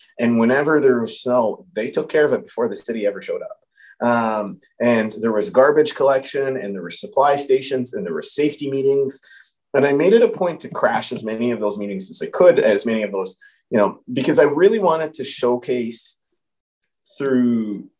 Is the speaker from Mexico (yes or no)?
no; Alberta, Canada; And when the truckers found out I was from Alberta, the high fives, the pictures we took together. I did make it a point to walk around with my Alberta flag.